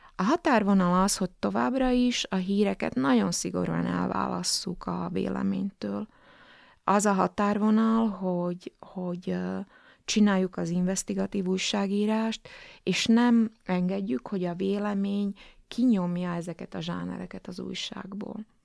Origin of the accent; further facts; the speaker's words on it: Slovakia; etnikai magyar vagyok